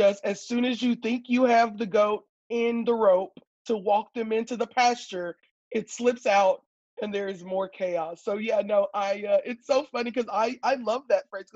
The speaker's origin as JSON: {"language": "English", "town": "Houston", "region": "Texas", "country": "United States", "tie": "born or raised there", "moved": "as an adult", "lives_now": "California, United States", "said": "I was born and raised in Houston, Texas"}